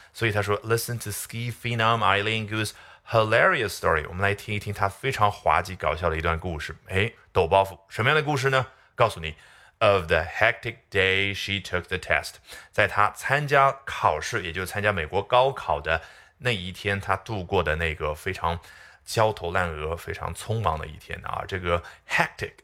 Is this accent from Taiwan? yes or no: no; China; 我们中国人